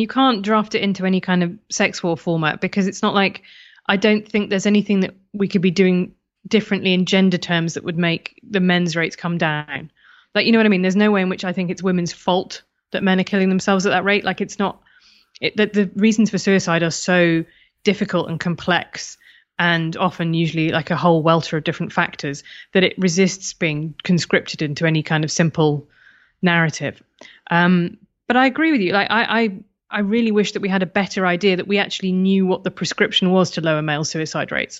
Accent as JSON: {"language": "English", "country": "United Kingdom", "said": "being British"}